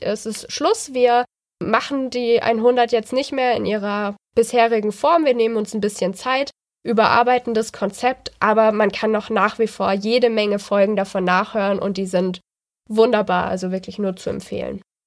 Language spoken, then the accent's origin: German; Baden-Württemberg, Germany; wie Gemeinschaftskunde hieß das bei uns in Baden-Württemberg